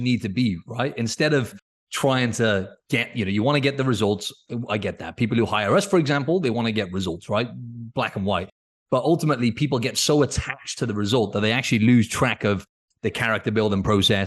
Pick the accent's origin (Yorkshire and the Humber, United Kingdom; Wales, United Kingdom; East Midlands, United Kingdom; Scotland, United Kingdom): Wales, United Kingdom; moved away; I grew up in Wales